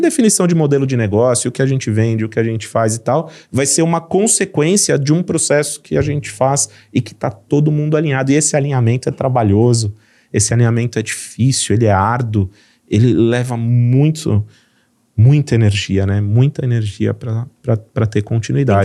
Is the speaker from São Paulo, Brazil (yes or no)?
yes; São Paulo, Brazil; accent: paulista; fui criado em São Paulo, então eu tenho todo o jeitão de São Paulo de falar